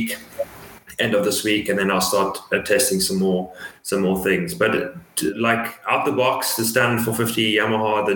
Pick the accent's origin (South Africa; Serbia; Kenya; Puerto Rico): South Africa; moved away; growing up in South Africa